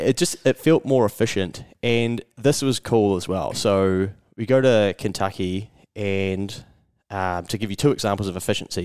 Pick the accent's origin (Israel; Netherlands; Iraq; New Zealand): New Zealand; from New Zealand